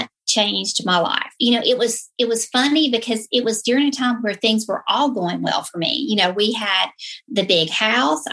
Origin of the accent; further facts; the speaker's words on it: the South, United States; I was raised in the South. You know, as soon as I open my mouth, most of you will know that's where I came from